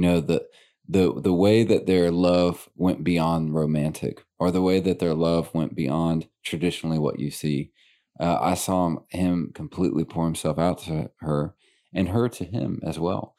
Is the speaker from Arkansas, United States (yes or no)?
yes; Little Rock, Arkansas, United States; born and raised in Little Rock.